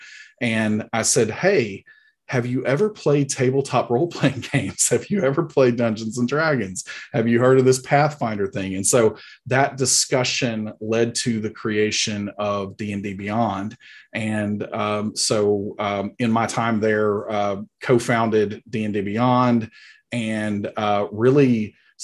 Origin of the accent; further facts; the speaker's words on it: Huntsville, Alabama, United States; accent: Alabama; I am from Huntsville, Alabama. This is a very authentic Alabama accent going on right here.